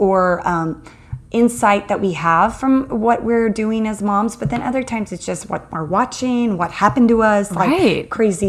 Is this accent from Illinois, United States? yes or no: no; Arizona, United States; I am native to Arizona.